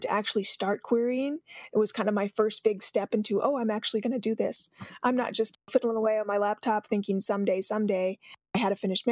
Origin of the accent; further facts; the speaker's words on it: Mesa, Arizona, United States; a girl growing up in Mesa, Arizona, which is where I'm from